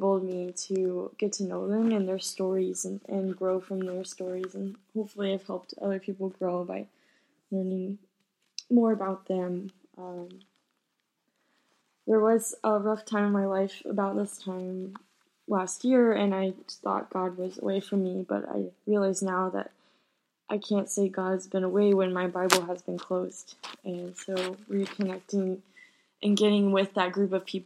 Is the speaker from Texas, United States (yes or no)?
yes; San Antonio, Texas, United States; I was born in San Antonio, Texas